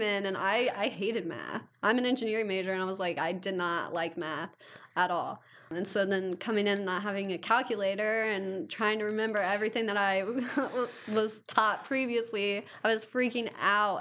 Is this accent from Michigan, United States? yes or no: no; Ironton, Ohio, United States; I'm from Ironton, Ohio